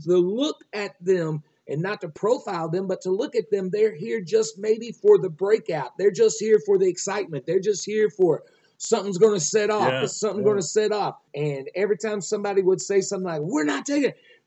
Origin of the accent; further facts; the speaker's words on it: Nocona, Texas, United States; also born or lived in Quanah, Texas; I was raised in Nocona, in Quanah, grew up in Nocona